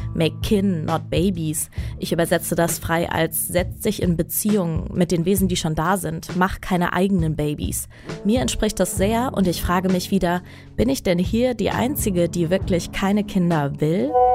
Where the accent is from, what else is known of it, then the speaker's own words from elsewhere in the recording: Aachen, North Rhine-Westphalia, Germany; ich komme ursprünglich aus Aachen